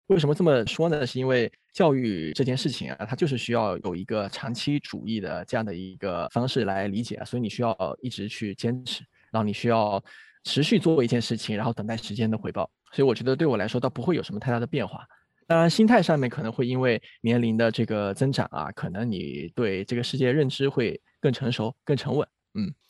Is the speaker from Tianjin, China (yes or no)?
no; Fujian, China; moved away as an adult; also born or lived in Chongqing; now in Beijing, China; 我其实也来自一个福建的一个小县城